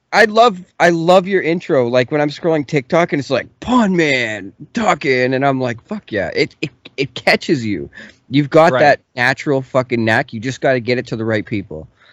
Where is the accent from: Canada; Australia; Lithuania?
Canada; I'm from Canada